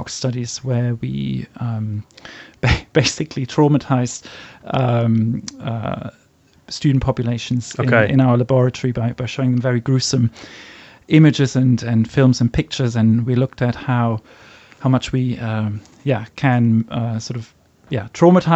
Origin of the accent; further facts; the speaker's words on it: Frankfurt, Hesse, Germany; moved away as an adult; also born or lived in Kiel, Germany / London, United Kingdom; now in Singapore; I'm from Germany originally, from Frankfurt